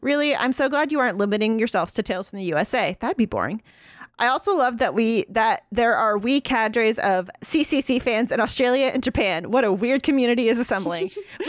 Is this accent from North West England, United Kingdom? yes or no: no; Scotland, United Kingdom; As a Scottish historian from Scotland who specialized in the 15th and 17th centuries